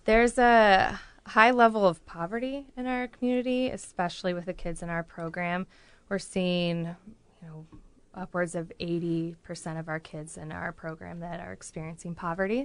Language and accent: English; Galesburg, Illinois, United States; moved away as an adult; now in Peoria, United States; I was born and raised around the Galesburg area, so pretty close, forty-five minutes away. But I've been in Peoria for, oh, about fifteen years.